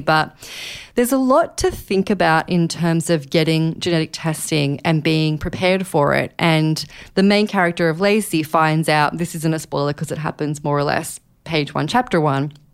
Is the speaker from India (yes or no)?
no; Australia; now in New York, United States; I am Australian, but I live here in New York